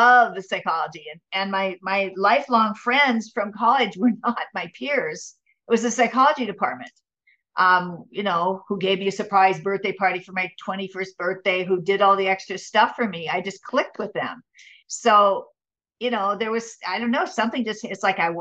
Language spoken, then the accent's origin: English; Minnesota, United States; moved away as an adult; also born or lived in San Diego; now in Orange County, United States; I'm from Minnesota